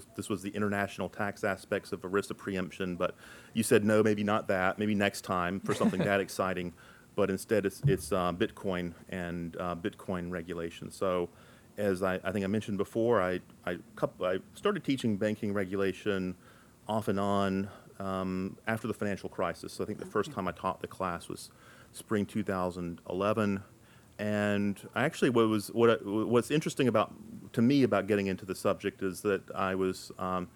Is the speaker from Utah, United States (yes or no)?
no; North Carolina, United States; also born or lived in Charlottesville, Virginia / Washington, D.C.; now in Williamsburg, United States; grew up in North Carolina